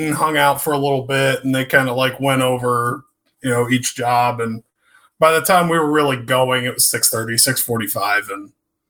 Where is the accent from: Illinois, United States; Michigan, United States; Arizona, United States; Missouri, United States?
Missouri, United States; Blue Springs; I actually grew up in Blue Springs.